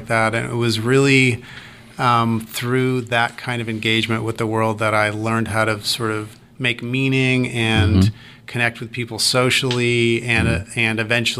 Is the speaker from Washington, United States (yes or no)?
no; California, United States; also born or lived in New York City; now in Savannah, United States; I was born and raised in California